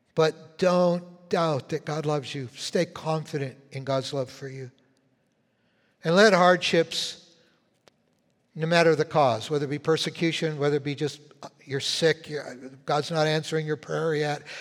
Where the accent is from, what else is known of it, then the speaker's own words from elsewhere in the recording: Winnipeg, Manitoba, Canada; moved away; I was born in Winnipeg